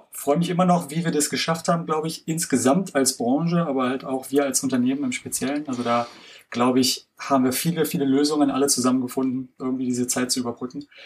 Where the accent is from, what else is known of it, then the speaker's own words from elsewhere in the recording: Berlin, Germany; Aber ich wollte schon auch was zum Oktoberfest fragen, als, äh, ja, als Berliner hier.